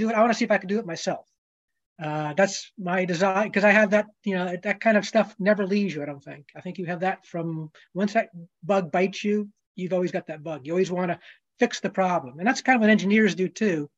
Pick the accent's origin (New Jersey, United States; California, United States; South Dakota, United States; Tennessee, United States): New Jersey, United States; I grew up in New Jersey, probably not too far from where Charlie grew up